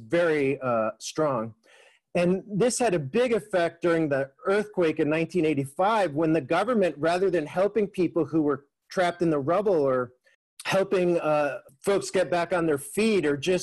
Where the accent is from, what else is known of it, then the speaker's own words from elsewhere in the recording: Mexico; moved away; growing up in Mexico during the 1980s